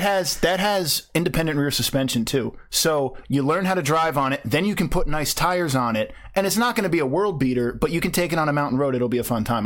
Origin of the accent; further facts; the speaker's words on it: New Jersey, United States; I'm from South Jersey. Uh, I say I'm from Philly, which Pennsylvania people absolutely hate, but I'm only, like, five miles from Philly